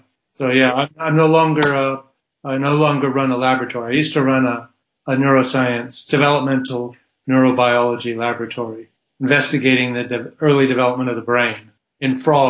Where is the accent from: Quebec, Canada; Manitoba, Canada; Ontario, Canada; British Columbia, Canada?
Ontario, Canada; Toronto; moved away as an adult; also born or lived in San Diego, United States; now in Cambridge, United Kingdom; I grew up in Toronto, Canada. So I played hockey through my youth up through high school. And I went to college in the States